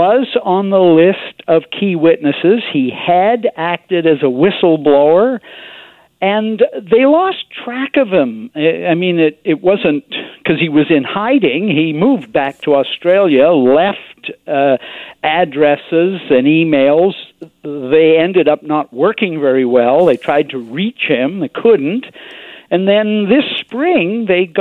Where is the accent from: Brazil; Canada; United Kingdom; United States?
Canada; British Columbia; being a British Columbian